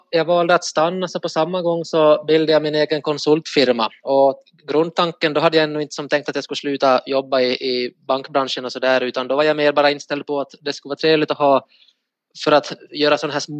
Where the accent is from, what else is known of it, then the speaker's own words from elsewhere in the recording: Ostrobothnia, Finland; Eh, främst i Österbotten